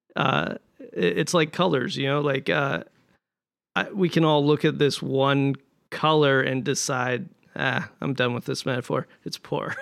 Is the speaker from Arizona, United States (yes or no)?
no; Montana, United States; moved away; I'm from Montana